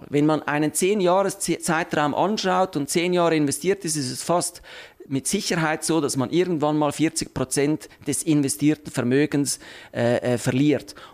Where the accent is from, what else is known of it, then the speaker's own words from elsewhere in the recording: Switzerland; Zins ist einfach ein Name, den man äh, äh, breit nur für Obligationen benutzt bei uns in der Schweiz